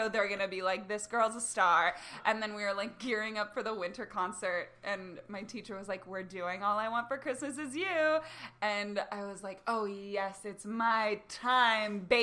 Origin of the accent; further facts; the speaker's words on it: Northern Virginia, United States; moved away; I'm from Northern Virginia.